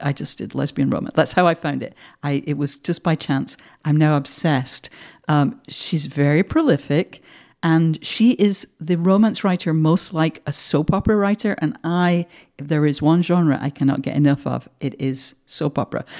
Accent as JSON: {"language": "English", "town": "Manchester", "region": "North West England", "country": "United Kingdom", "tie": "born or raised there", "moved": "as an adult", "lives_now": "United States", "said": "I'm from the North, and you know, I grew up in a very working class home"}